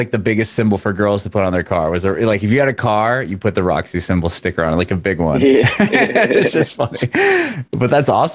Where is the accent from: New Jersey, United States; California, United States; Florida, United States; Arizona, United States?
California, United States; San Diego; I'm originally from San Diego